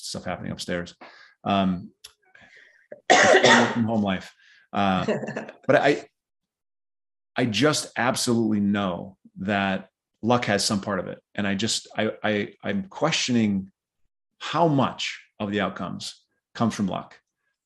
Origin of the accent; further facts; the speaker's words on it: South Dakota, United States; I grew up in South Dakota